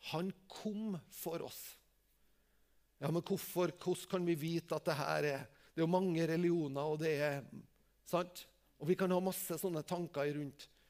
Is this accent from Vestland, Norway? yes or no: no; Tingvoll, Møre og Romsdal, Norway; Jeg er jo bare fra Tingvoll